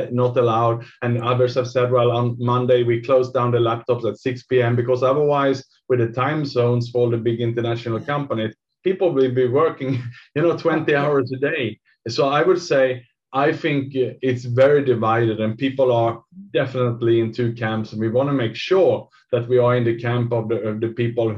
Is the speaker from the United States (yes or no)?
no; Sweden; now in Singapore; I'm from Sweden myself